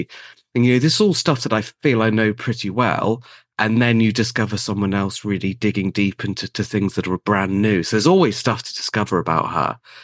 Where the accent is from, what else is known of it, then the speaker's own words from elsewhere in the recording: South West England, United Kingdom; born there; I was born in Devon in the UK, same county as Agatha Christie was born.